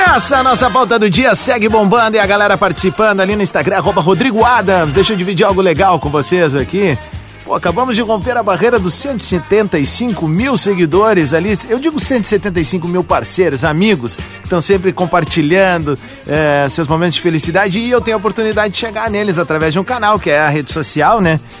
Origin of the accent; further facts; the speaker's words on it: Cerro Largo, Rio Grande do Sul, Brazil; moved away; Cerro Largo, a minha cidade natal, no noroeste do estado